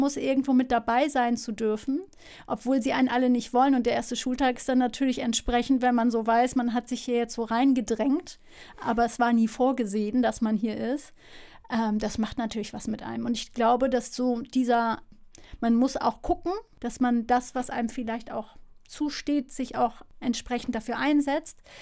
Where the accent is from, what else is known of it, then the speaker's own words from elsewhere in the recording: Hamburg, Germany; moved away; also born or lived in Lille, France / Münster / Netherlands; nach Harburg oder Neugraben, ähm, Hamburg Süd quasi, wo ich aufgewachsen bin